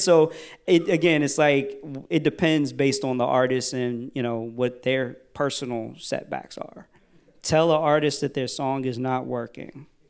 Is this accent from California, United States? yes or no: no; Virginia, United States; I'm from Virginia